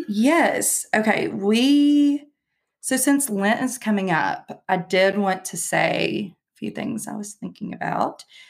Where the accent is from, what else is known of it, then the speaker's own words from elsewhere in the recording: Somerset, Kentucky, United States; I said, Kentucky.